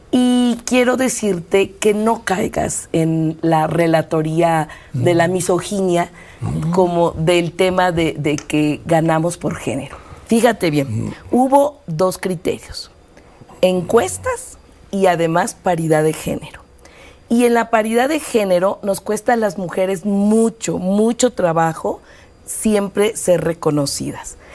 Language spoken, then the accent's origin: Spanish; Mexico City, Mexico; also born or lived in Iztapalapa; yo, yo nací en el Poniente, nací En, la, en, la, colonia Nativitas.